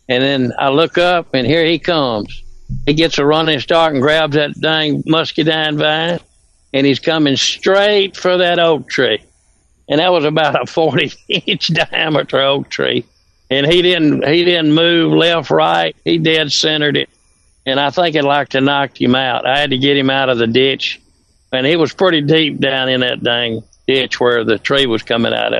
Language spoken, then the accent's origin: English; Mississippi, United States